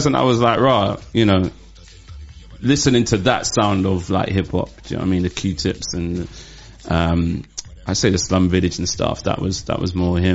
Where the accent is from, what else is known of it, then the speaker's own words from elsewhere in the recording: London, United Kingdom; also born or lived in Wiltshire; I came to London when I was 3 years old. So originally I'm from Wiltshire